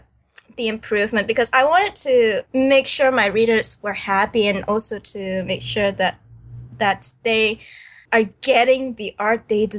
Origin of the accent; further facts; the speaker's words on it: Singapore; also born or lived in Indonesia; Well, I wasn't born here. I mean, I was born in Indonesia. But then when I was 2 years old, my family moved to Singapore.